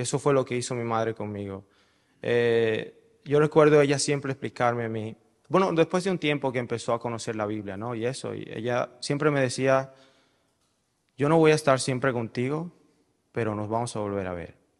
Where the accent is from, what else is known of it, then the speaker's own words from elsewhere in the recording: Caracas, Capital District, Venezuela; yo nací en Caracas el primero de julio de 1985